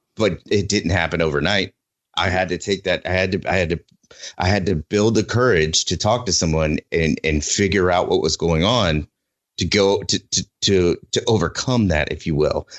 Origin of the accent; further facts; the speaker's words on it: Oklahoma, United States; moved away; my home state of oklahoma